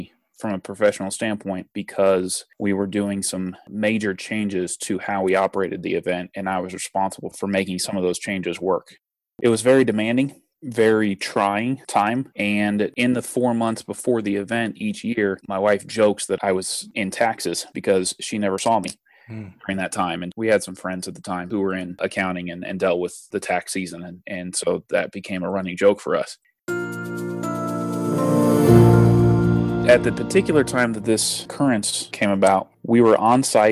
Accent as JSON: {"language": "English", "town": "Indianapolis", "region": "Indiana", "country": "United States", "said": "I am from Indianapolis"}